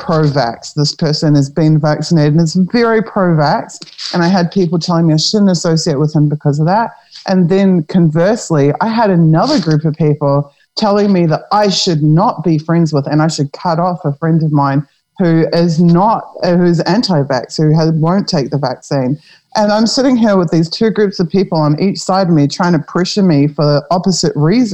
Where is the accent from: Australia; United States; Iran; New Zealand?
New Zealand; now in Europe; I'm a New Zealander, but I'm in Europe